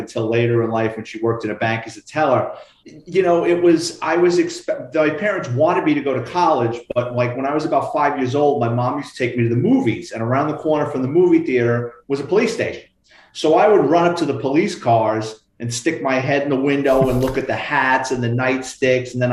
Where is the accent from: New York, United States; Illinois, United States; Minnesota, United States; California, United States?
New York, United States; New York City; I'm born and raised in the Bronx, went to Catholic high school in the Bronx